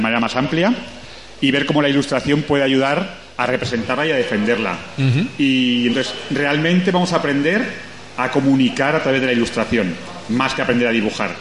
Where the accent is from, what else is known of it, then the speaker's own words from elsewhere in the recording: Sant Joan d'Alacant, Valencian Community, Spain; moved away as an adult; yo soy de Alicante, soy de San Juan, eh, pero bueno, alicantino, De, de, pura cepa.